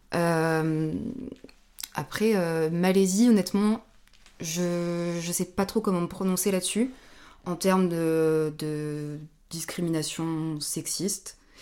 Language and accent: French; France; pour nous Français ou Européens